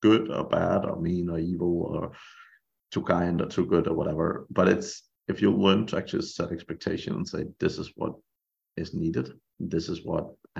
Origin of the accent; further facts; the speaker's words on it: Denmark; moved away as an adult; also born or lived in Ireland; I'm from Denmark originally, and I was working in Ireland at the time